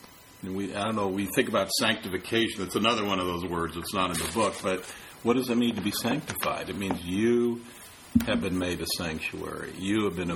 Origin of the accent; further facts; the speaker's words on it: San Francisco, California, United States; I'm from San Francisco. I have a right to call myself a San Franciscan because I was born there